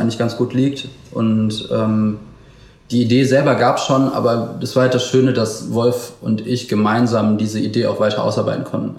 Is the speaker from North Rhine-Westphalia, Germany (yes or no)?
yes; Wuppertal, North Rhine-Westphalia, Germany; ich bin aber in Wuppertal geboren und lebe auch noch hier